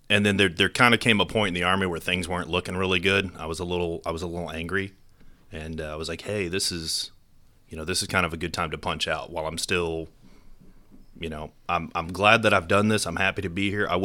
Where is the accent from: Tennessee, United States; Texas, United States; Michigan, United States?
Texas, United States; Temple; growing up in Temple, you know, the, the closest big city was Austin.